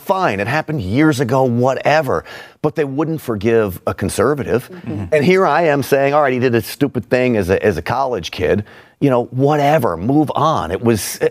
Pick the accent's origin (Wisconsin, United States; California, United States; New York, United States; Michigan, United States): New York, United States; Scarsdale; I grew up in Scarsdale, New York